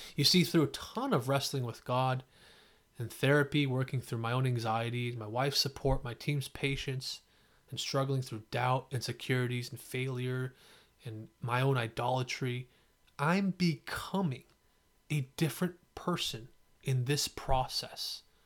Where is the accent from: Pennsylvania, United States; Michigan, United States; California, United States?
California, United States; San Jose; also born or lived in Fremont, California; I grew up in East San Jose and then Fremont